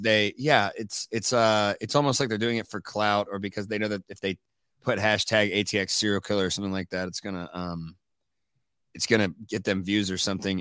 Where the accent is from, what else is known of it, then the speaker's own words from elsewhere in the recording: Dayton, Ohio, United States; also born or lived in Northern California; now in Austin, United States; I moved here from, uh, Northern California, but I'm originally from Ohio, Dayton, Ohio